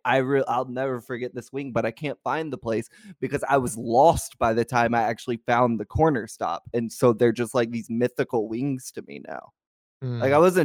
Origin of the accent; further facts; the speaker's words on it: Kentucky, United States; I'm literally from Kentucky.